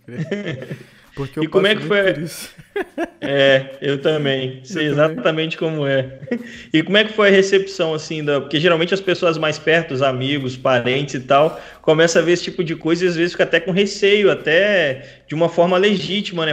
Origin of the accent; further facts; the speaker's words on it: Vila Velha, Espírito Santo, Brazil; moved away as an adult; now in Porto, Portugal; de Vila Velha e Vitória, que é de onde eu vim no Espírito Sério, Santo